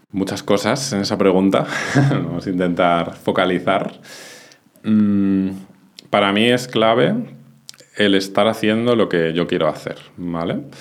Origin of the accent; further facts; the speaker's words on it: Madrid, Community of Madrid, Spain; moved away as an adult; also born or lived in Benasque Valley, Pyrenees; now in Benasque, Spain; Yo soy de Madrid, pero desde hace un tiempo decidí marcharme a vivir a los Pirineos, al Valle de Benasque